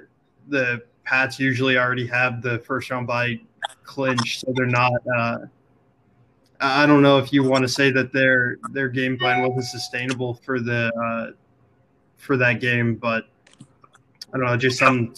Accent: South Florida, United States; just coming from living and growing up in South Florida, I was never a Dolphins fan.

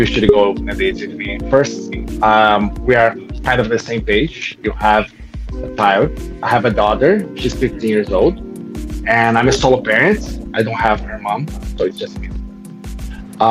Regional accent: Brazil; moved away; I'm from Brazil

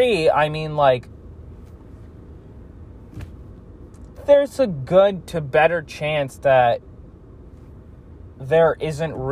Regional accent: United States; we are American people

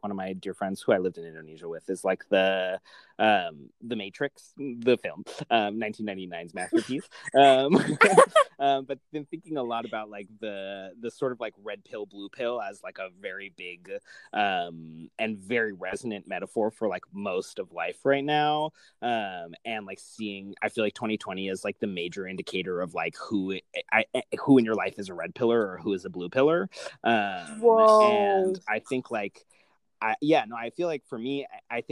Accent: United States; as an American

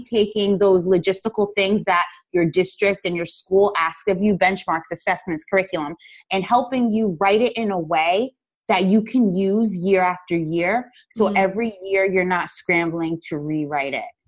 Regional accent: Paterson, New Jersey, United States; I grew up in Paterson, New Jersey, which is in the United States

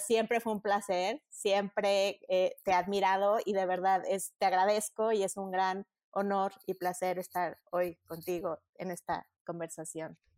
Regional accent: Mexico; also born or lived in Madrid, Spain; yo tenía muy claro que sí quería regresar a México.

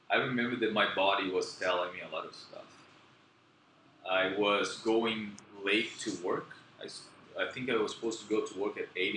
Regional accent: Brazil; first language Portuguese; English is a second language; moved away as an adult; also born or lived in Philippines; I'm from Brazil, I'm from a very small city

